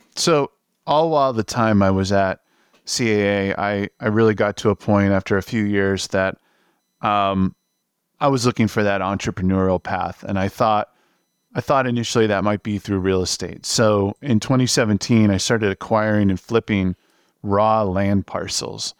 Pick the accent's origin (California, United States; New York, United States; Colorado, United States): New York, United States; New York area, United States; moved away as an adult; also born or lived in Los Angeles; I'm from the New York area.